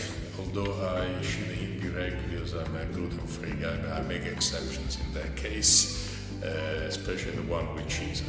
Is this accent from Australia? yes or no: no; Italy; moved away as an adult; now in Albania; I'm from Italy.